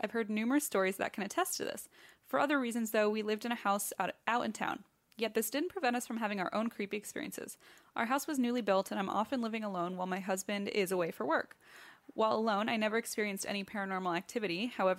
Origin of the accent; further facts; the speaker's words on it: New Jersey, United States; I'm originally from Northern Jersey, where I hope you're coming to Asbury Park, where I grew up in an old house built in the 1920s.